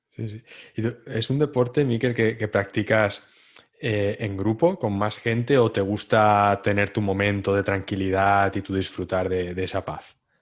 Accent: Santa Pola, Valencian Community, Spain; de donde soy, de Santa Pola

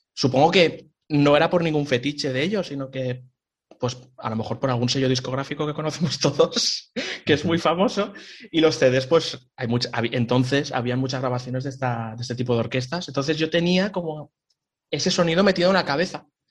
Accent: Picanya, Valencian Community, Spain; moved away as an adult; also born or lived in Hanover, Germany / Cologne, Germany; now in Germany; yo soy de Valencia, de un pueblo pequeñito, de Picaña, y pues nada, lo primero fue empezar en la banda de música del pueblo

